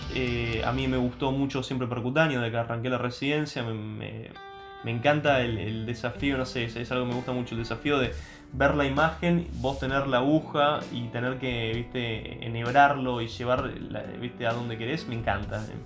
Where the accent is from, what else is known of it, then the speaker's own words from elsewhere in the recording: Argentina; siendo argentino, yo no hablaba francés